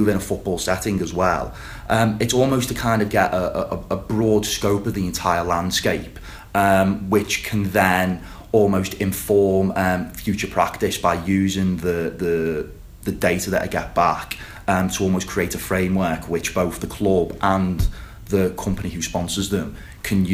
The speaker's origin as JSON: {"language": "English", "area": "the Wirral", "region": "North West England", "country": "United Kingdom", "said": "I am from the Wirral"}